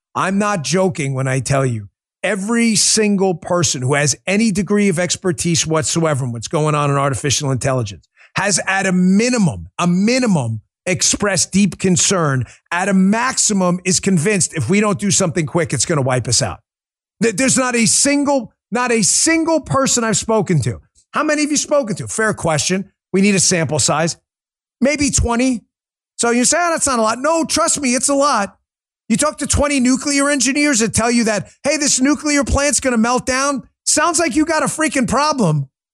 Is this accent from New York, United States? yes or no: yes; New York, United States; now in Florida, United States; I was born in New York